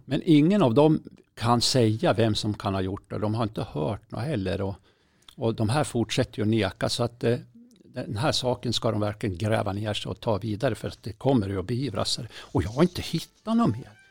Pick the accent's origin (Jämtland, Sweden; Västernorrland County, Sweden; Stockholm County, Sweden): Jämtland, Sweden; Berg; det är ju från Berg. Det är ju liksom mina hemtrakter